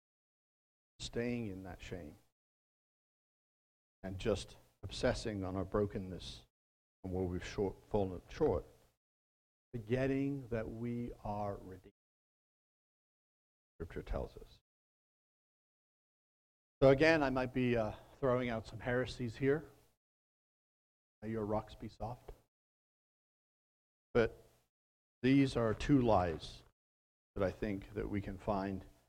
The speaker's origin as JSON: {"language": "English", "region": "Wales", "country": "United Kingdom", "moved": "yes", "said": "My mind goes back to Wales and my home country"}